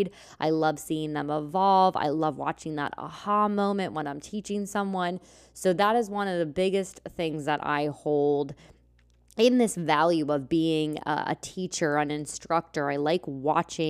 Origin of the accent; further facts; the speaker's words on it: Lancaster, Pennsylvania, United States; moved away as an adult; I grew up here in Lancaster, Pennsylvania